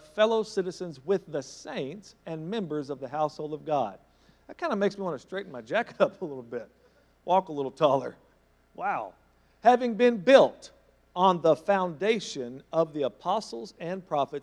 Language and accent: English; Thackerville, Oklahoma, United States; Nazareth is the Thackerville in Israel. That's my hometown